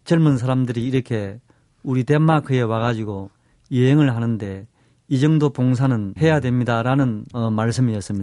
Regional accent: Seoul, South Korea; 한국 서울에서 왔습니다

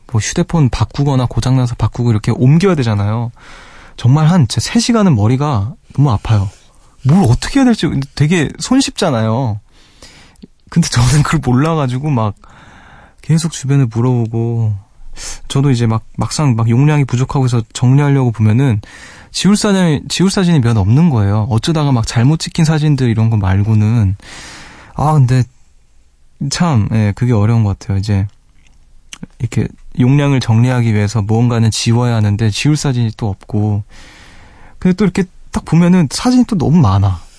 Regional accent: South Korea; 저는 한국인이다. 일본어 못 알아듣는다.

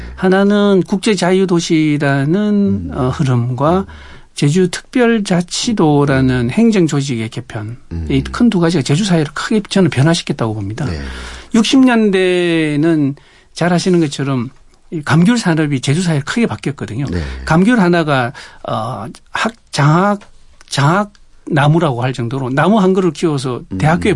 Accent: Busan, South Korea; moved away as an adult; now in Jeju, South Korea; 원래 고향은 부산입니다.

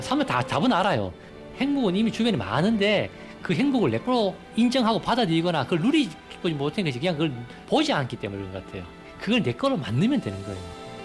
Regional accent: Andong, North Gyeongsang, South Korea; moved away; 제 고향인 안동에서도

